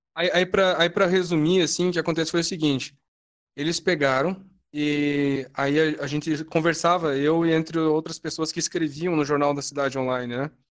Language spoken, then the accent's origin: Portuguese; Rio Grande do Sul, Brazil; aqui no meu estado, né, que eu sou do Rio Grande do Sul